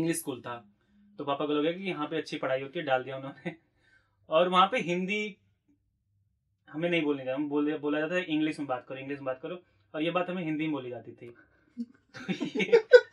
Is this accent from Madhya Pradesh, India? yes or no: no; Varanasi, Uttar Pradesh, India; moved away; also born or lived in Delhi; मैं भी बनारस से हूँ